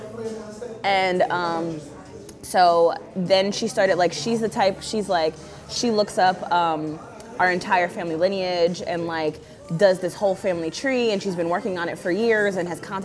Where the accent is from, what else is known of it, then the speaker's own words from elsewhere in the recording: New Jersey, United States; I'm from New Jersey, like New Jersey people